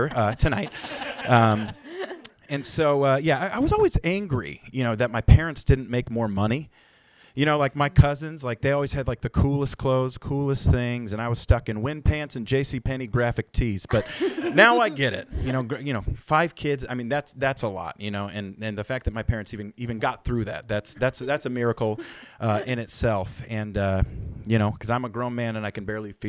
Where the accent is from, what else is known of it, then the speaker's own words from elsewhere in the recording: Billings, Montana, United States; moved away as an adult; also born or lived in La Mirada, California; growing up in Billings, Montana